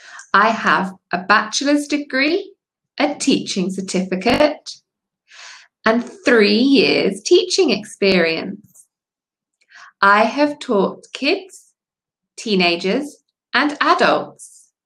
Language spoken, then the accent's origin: English; England, United Kingdom; now in Spain; I am from England and I live in Spain.